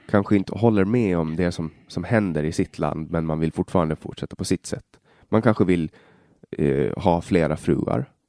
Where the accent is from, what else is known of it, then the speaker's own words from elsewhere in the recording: Åland, Finland; jag är väldigt uh, bekväm att vara runt finska i och med att jag har växt upp med, vi är ju tvåspråkiga i Finland och Åland är enspråkigt